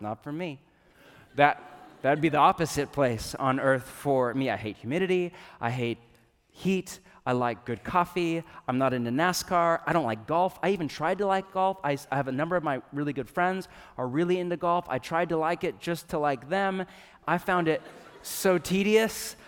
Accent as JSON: {"language": "English", "region": "Northern California", "country": "United States", "tie": "born or raised there", "said": "I grew up in California, but I grew up in Northern California"}